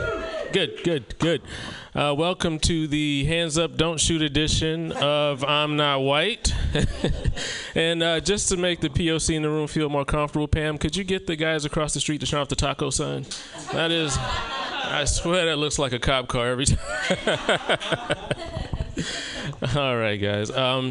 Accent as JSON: {"language": "English", "region": "Southern United States", "country": "United States", "said": "I'm from the South. And to escape the bitter racism of the South, I moved to Oregon."}